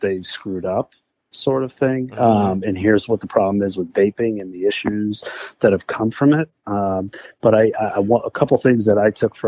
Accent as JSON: {"language": "English", "town": "Boston", "region": "Massachusetts", "country": "United States", "tie": "born or raised there", "said": "growing up in the Boston area"}